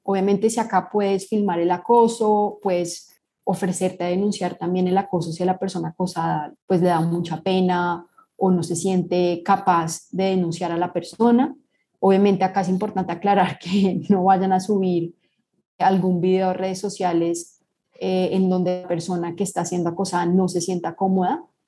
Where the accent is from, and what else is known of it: Colombia